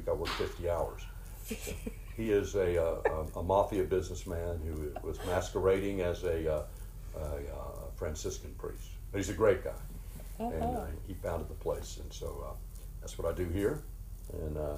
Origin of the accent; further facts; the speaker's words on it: Winston-Salem, North Carolina, United States; now in Greensboro, United States; I'm born and raised in Winston-Salem, live in Greensboro.